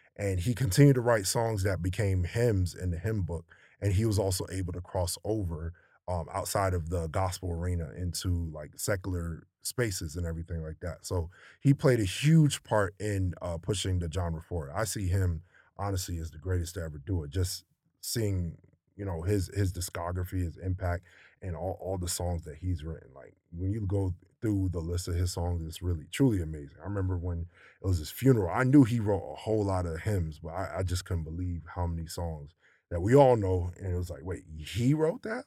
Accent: Maryland, United States; growing up in Maryland

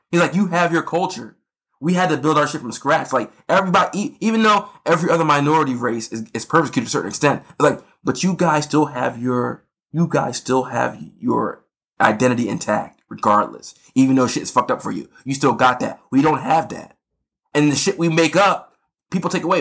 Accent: United States; being American

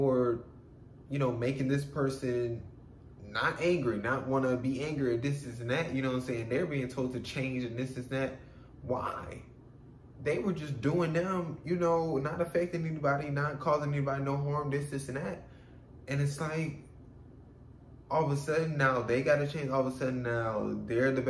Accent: United States; I'm from America

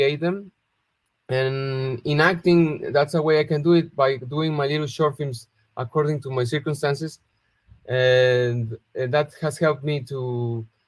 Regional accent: Guadalajara, Jalisco, Mexico; born or raised there

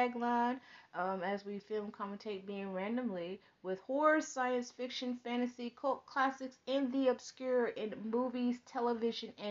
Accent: Texas, United States; we're from Texas because we live next door

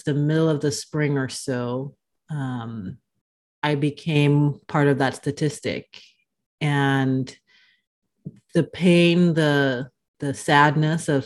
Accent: Dominica; now in Omaha, United States; I am originally from the Caribbean, born on the island of Dominica, but I've been living in Omaha for the last 4+ years or so

